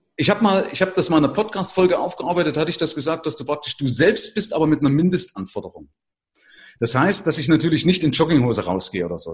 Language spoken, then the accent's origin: German; Germany; wir sind ja gerade als Deutsche